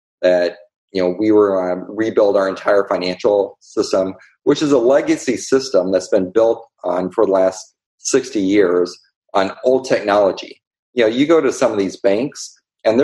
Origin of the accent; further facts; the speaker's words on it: Columbia, Illinois, United States; I'm from a small town in Columbia, Illinois.